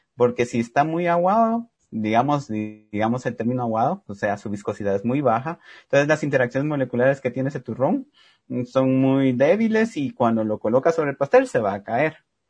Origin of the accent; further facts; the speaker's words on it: Cobán, Alta Verapaz, Guatemala; yo soy de Cobán y allá tomamos mucho lo que se llama caquiqui